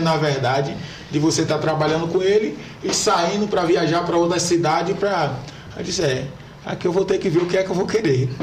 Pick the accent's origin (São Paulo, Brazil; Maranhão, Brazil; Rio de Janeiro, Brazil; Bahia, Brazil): Bahia, Brazil; Corte de Pedra; also born or lived in Taperoá, Bahia / Feira de Santana, Bahia; eu sou natural de Itaperoá, né? natural de Itaperoá, Bahia, mas eu fui criado em Corte de Pedra.